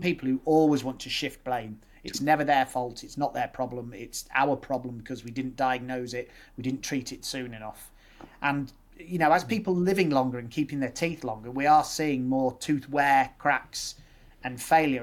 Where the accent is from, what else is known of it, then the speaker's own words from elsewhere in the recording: Nuneaton, West Midlands, United Kingdom; moved away as an adult; now in Leeds, United Kingdom; I'm born and bred in the Midlands. Mum and dad are all Irish, so they moved over. Um, grew up in the Midlands in Nuneaton